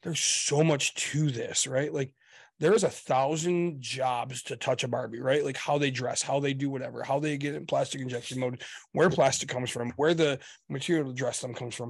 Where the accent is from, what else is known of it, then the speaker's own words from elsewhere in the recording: United States; we're American